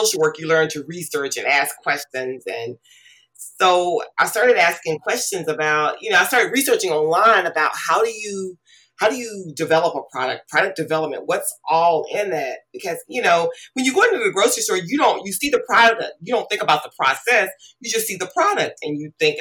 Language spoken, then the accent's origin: English; Mississippi, United States; I grew up in Mississippi